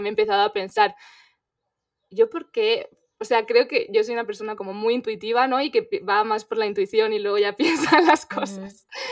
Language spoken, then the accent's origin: Spanish; Spain; moved away as an adult; yo soy española